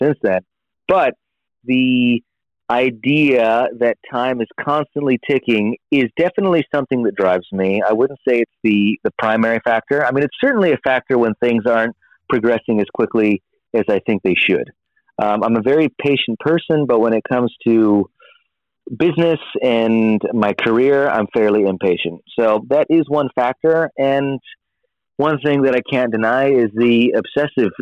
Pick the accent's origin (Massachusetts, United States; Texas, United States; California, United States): California, United States; San Diego; now in Los Angeles, United States; I live in LA, but I was born and raised in San Diego